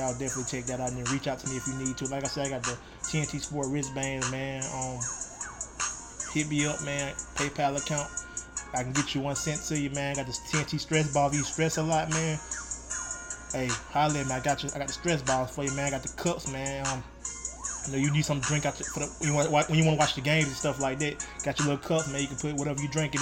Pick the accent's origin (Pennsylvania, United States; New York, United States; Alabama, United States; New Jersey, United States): Alabama, United States; Troy; moved away; also born or lived in New Orleans; my hometown, Troy, Alabama